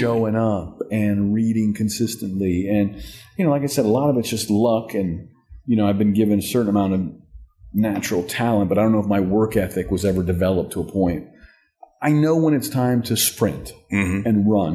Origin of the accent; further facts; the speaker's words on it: North Carolina, United States; moved away; growing up in North Carolina mm-hmm. in a small town.